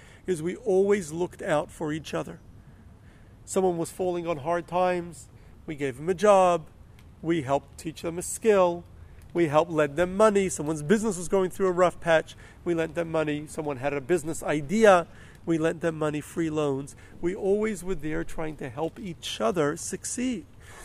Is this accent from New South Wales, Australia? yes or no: no; Melbourne, Victoria, Australia; the community where I grew up in Melbourne